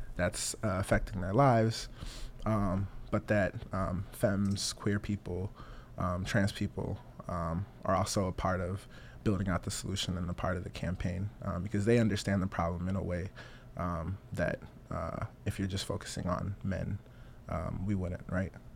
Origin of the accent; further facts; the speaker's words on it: Las Vegas, Nevada, United States; also born or lived in Togo; I was born in Togo, small country in West Africa, directly to the east of Ghana. Uh, came here with my mom. My mom was a political refugee uh, in '96. I was four years old. Um, grew up in Las Vegas.